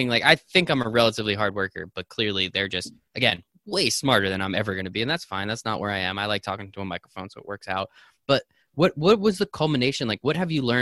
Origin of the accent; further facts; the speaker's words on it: New York, United States; Growing up in New York, uh, or at least around New York City, um, as well.